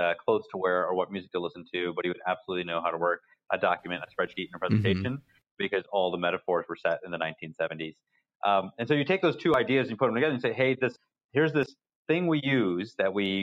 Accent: Yorktown, Virginia, United States; moved away as an adult; also born or lived in Boston; I grew up in Virginia. It's a military town in southeastern Virginia called Yorktown

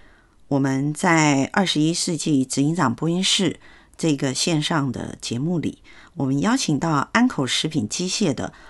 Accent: Taiwan; 尤其是台湾人、国际人士都说我们台湾人很温和嘛，

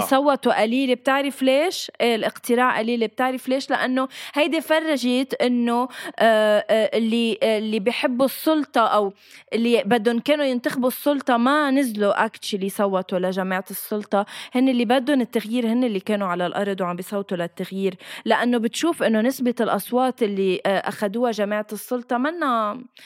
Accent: Lebanon

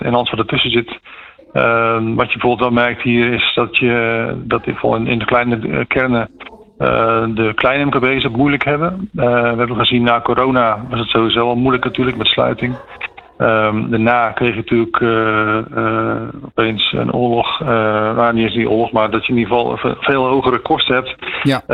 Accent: Groene Hart, South Holland, Netherlands; Ik kom zelf uit Groenhart

